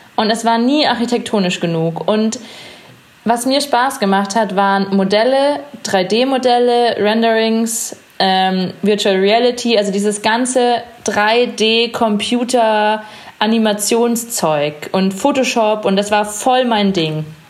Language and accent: German; Chiemsee / Munich, Bavaria, Germany; also born or lived in Innsbruck, Austria / Hawaii; now in Munich, Germany; Ich bin unter anderem auch am Chiemsee aufgewachsen und war halt auch immer am Wasser